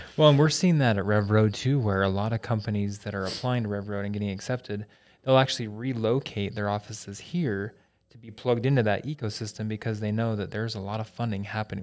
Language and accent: English; Logan, Utah, United States; I'm from Logan originally